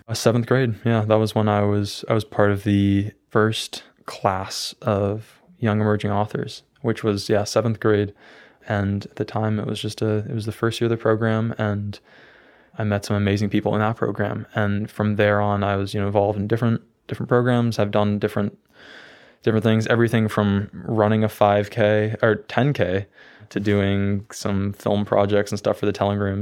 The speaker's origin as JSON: {"language": "English", "region": "Maine", "country": "United States", "tie": "born or raised there", "also_born_or_lived": "Belfast, Maine / Brunswick, Maine", "said": "I always wanted to, to leave Maine. I, I was planning on going to, to California, to New York City for college, and I ended up staying here"}